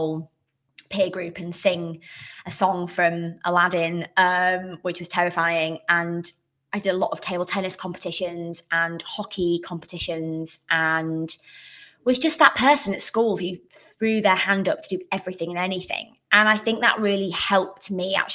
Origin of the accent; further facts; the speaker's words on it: Bradford, Yorkshire and the Humber, United Kingdom; moved away as an adult; now in South of England, United Kingdom; I'm actually originally from the beautiful city of culture, 2023, I think 23, Bradford. So I was born there, grew up there, didn't move anywhere.